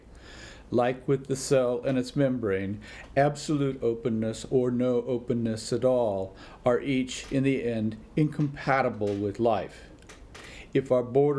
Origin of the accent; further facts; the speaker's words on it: Washington, United States; my home state of Washington